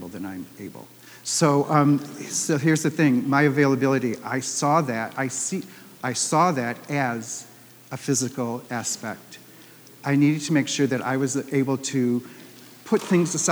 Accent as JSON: {"language": "English", "town": "Detroit", "region": "Michigan", "country": "United States", "also_born_or_lived": "Minneapolis", "said": "I moved home back from Minneapolis to Detroit"}